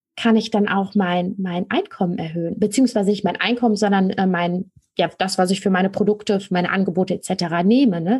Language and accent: German; Rhineland, Germany; Ich komme aus dem Rheinland und da kennt man den Karneval